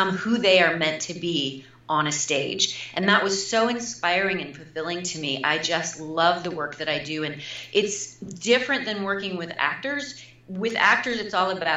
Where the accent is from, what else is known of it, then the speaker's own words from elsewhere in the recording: Midwest, United States; moved away as an adult; also born or lived in New York City; I'm also from the Midwest